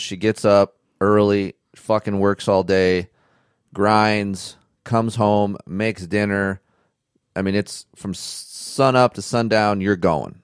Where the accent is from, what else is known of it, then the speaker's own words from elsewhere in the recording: California, United States; being from California